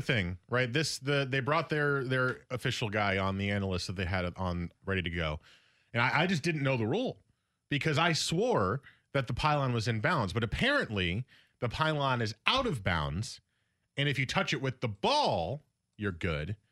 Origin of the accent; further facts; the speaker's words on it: New Jersey, United States; moved away; the main cable company out where I grew up in North Jersey is Cablevision